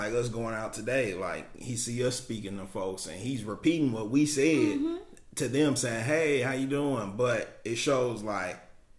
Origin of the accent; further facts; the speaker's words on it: Germany; also born or lived in Kansas, United States; I'm a military brat, so I grew up in Germany all over, you know, and the last stop was Kansas.